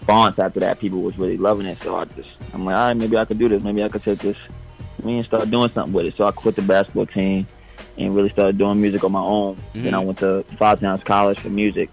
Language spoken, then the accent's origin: English; New York City, New York, United States; I'm from Far Rock